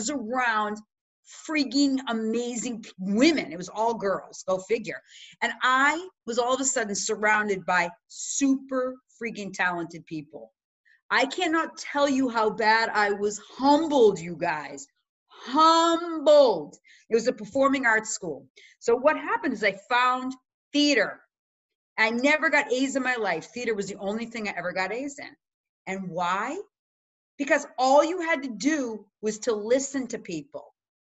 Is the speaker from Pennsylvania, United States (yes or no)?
no; Chicago, Illinois, United States; now in Massachusetts, United States; So I'm from the Midwest too, Chicago, now I'm in Mass.